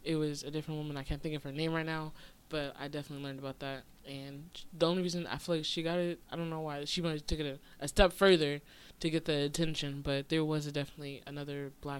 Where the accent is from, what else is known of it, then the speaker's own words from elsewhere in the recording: Oakland, California, United States; I'm just saying, I come from Oakland